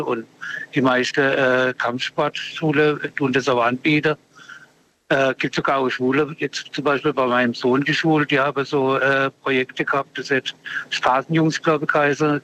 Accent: Freiburg, Baden-Württemberg, Germany; ich bin im Ortsteil aufgewachsen in Freiburg

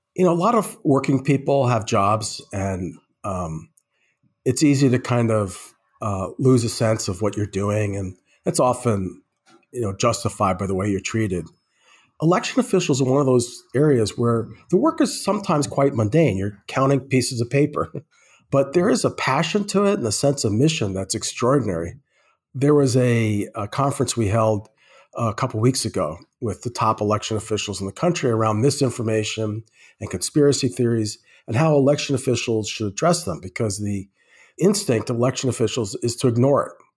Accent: Croton-on-Hudson, New York, United States; moved away as an adult; also born or lived in Brooklyn, New York / Oberlin, Ohio / New Mexico / Minnesota; now in Twin Cities, United States; I was born in Brooklyn, New York, and I still identify as a Brooklynite. I went to school you know, the beginning of, uh, elementary school, and then my parents moved a lot of people out, out of Brooklyn to northern Westchester, which is where I more or less grew up, a small town called Croton on Hudson.

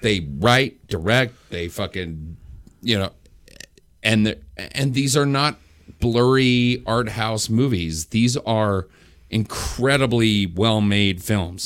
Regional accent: New Mexico, United States; I grew up in New Mexico

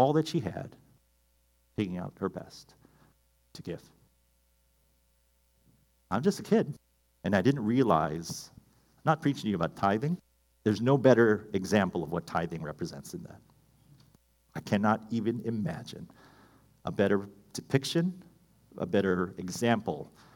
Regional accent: Hawaii, United States; I grew up in Hawaii, small town, fantastic place.

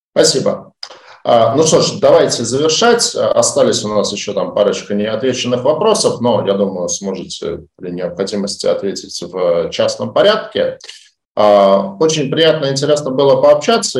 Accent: Saint Petersburg, Russia; Я, как питерский житель

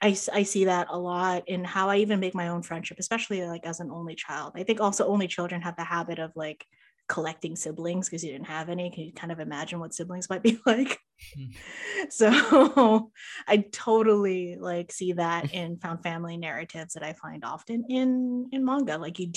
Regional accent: Philippines; there's so many whitening products, like, growing up in the Philippines.

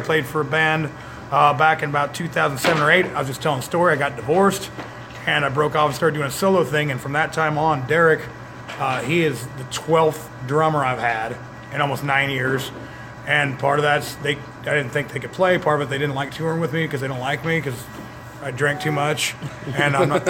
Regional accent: Lincoln, Nebraska, United States; moved away; I'm actually originally from Lincoln, Nebraska.

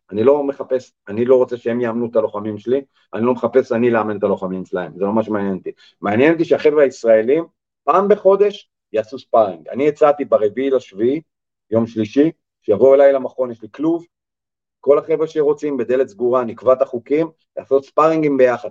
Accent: Israel; אנחנו בתור ישראלים

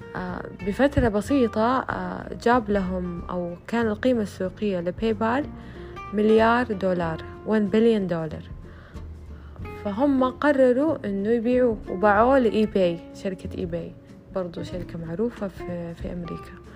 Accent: Saudi Arabia; عندنا في السعودية

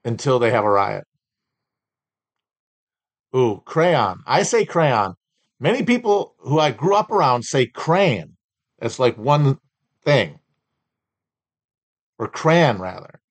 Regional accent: an hour north of Milwaukee, on Lake Michigan, Wisconsin, United States; I'm from like an hour north of Milwaukee, but I'm on the water.

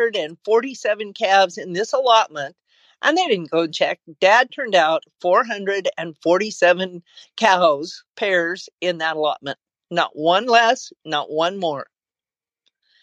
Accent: Oregon, Idaho side of Jordan Valley, United States; I grew up on the Idaho side of Jordan Valley, Oregon.

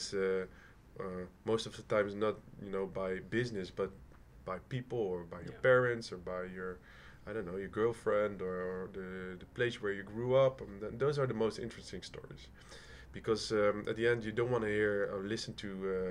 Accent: Rotterdam, South Holland, Netherlands; moved away; I'm from Rotterdam originally

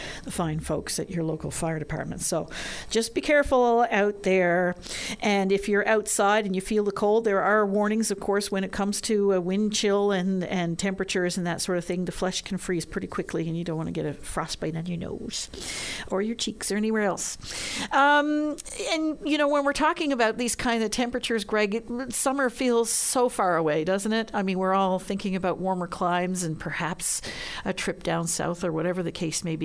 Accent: Montreal, Quebec, Canada; now in St. John's, Canada; I grew up in Montreal, where it also gets bitterly cold.

